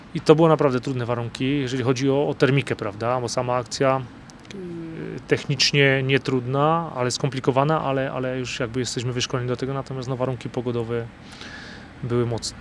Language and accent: Polish; Podhale, Lesser Poland, Poland; Ja się tutaj wychowałem